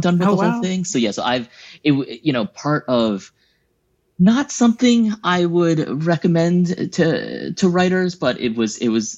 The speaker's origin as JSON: {"language": "English", "country": "United States", "said": "I self-identify as Thai American. There's not a ton of us here in America"}